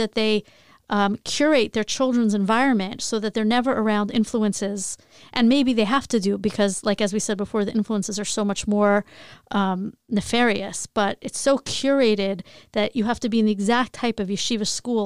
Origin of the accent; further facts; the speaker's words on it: Long Island, New York, United States; also born or lived in Queens; I grew up in Long Island